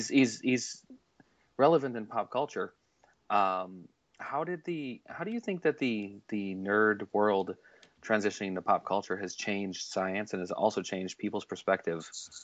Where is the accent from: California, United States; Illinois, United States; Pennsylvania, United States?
Illinois, United States; I'm from Illinois.